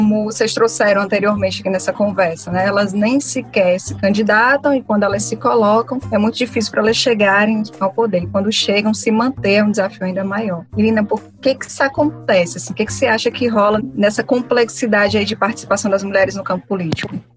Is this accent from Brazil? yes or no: yes; Fortaleza, Ceará, Brazil; eu cresci numa comunidade aqui em Fortaleza, que é o Grande Bom Jardim, que é uma comunidade conhecidamente muito violenta.